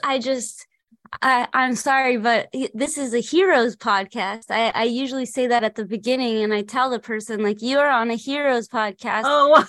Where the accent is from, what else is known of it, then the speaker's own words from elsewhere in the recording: Los Angeles, California, United States; I grew up in Los Angeles